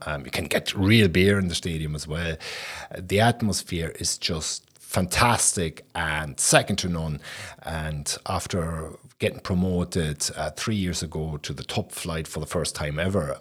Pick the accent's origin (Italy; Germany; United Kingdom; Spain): Germany; Berlin; I'm from Berlin West, and I was nineteen when the wall came down.